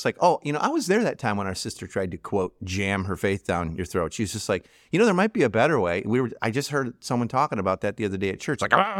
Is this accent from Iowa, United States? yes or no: no; Chicago, Illinois, United States; I'm from Chicago originally, or whatever, you know, pick a team, right?